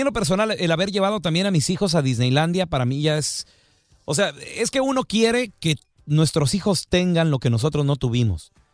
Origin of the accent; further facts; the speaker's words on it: Chihuahua, Mexico; moved away; also born or lived in California; así yo era cuando estaba yo en Chihuahua, cuando era morrito